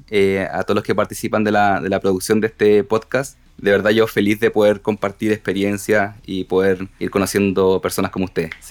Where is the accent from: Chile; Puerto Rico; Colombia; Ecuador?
Chile; Punta Arenas, Magallanes; born there; now in Santiago, Chile; Uno que nace en provincia, en región, yo nací en Punta Arenas, moviéndome por cada una de, las ciudades del sur hasta llegar a Santiago